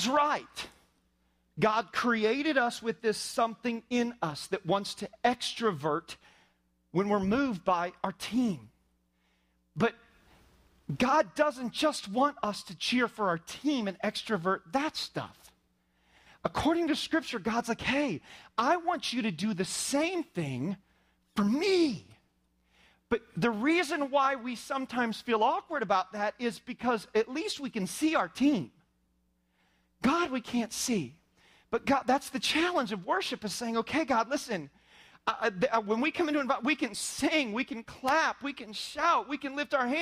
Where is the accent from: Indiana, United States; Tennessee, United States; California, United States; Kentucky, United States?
Indiana, United States; I was raised in Indiana